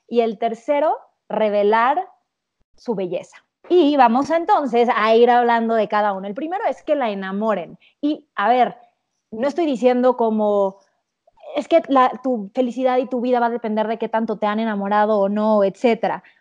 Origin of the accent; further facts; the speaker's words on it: Cancún, Quintana Roo, Mexico; yo que crecí en Cancún, la esquiada y todo esto.